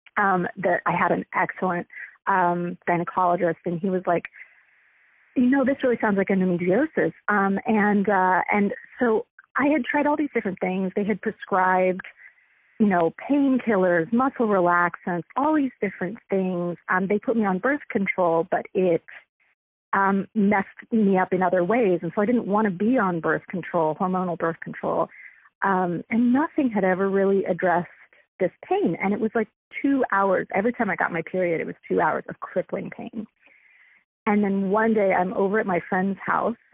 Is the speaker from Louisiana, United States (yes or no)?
no; Central Florida, United States; moved away as an adult; now in Seattle, United States; I grew up mostly in Central Florida, where the cannabis is not great